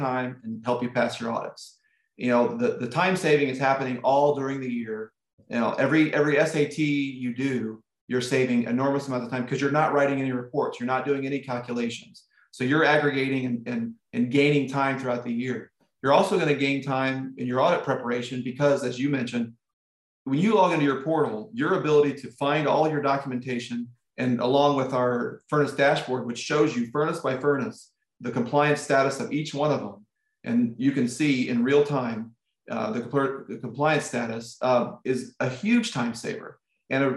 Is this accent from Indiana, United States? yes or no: yes; Indianapolis, Indiana, United States; Indianapolis, which is my hometown